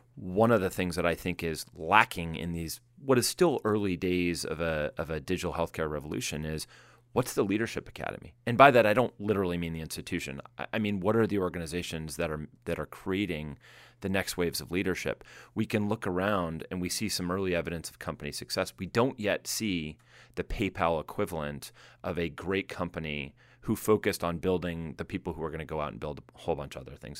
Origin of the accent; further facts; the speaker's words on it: Boston, Massachusetts, United States; now in Silicon Valley, United States; I come from the Boston area, which has all the same level of smarts